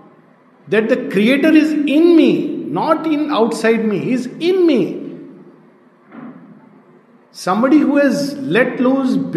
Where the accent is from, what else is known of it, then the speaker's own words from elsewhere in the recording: India; my first identity is that I am an Indian